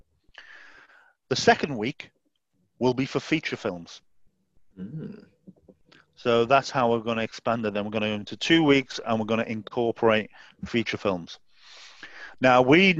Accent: Southport, North West England, United Kingdom; Southport is my hometown in Merseyside

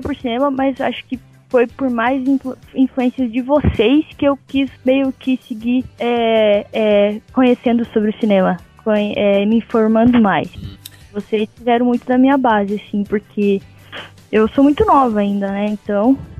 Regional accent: Caçador, Santa Catarina, Brazil; moved away as an adult; now in São Paulo, Brazil; eu era do interior de Santa Catarina, eu era de Caçador, nome da cidade

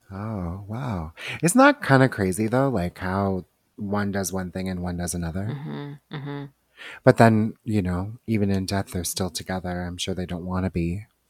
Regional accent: Toronto, Ontario, Canada; we are from Toronto

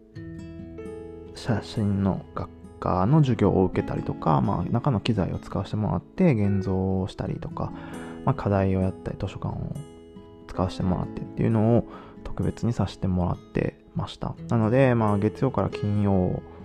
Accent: Japan; moved away as an adult; also born or lived in Nagoya / Germany; now in Netherlands; 日本でもちろん生まれ育って

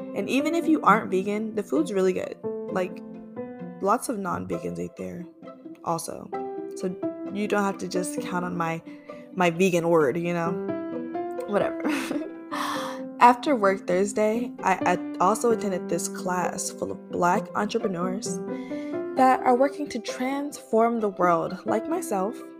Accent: Florida, United States; moved away as an adult; now in Atlanta, United States; I am a fiery Sagittarius from Florida, now living in Atlanta, Georgia.

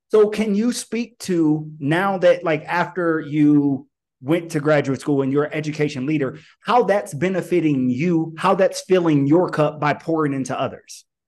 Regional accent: Alton, Illinois, United States; born and raised in the Midwest. I myself am from, am from Alton, Illinois

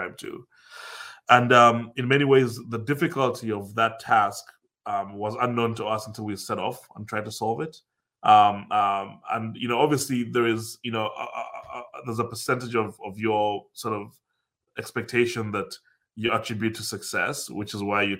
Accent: Uganda; moved away as an adult; also born or lived in United States / Dublin, Ireland; growing up in Africa

